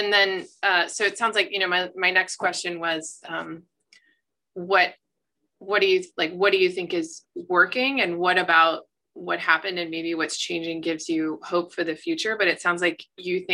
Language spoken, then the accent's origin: English; Kentucky, United States; I grew up in Kentucky